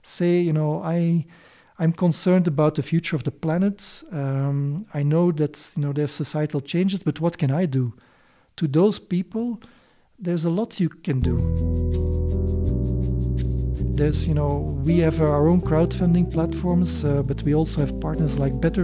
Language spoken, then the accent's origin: English; Belgium; moved away as an adult; now in Kenya; I come from Belgium